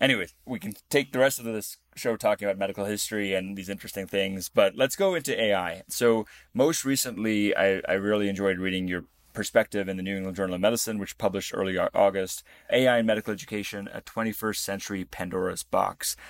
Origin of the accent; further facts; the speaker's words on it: Namibia; I was born in Namibia.